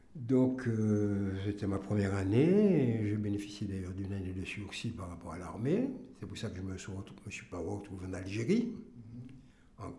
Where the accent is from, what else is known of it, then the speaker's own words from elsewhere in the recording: Martinique; je suis martiniquais.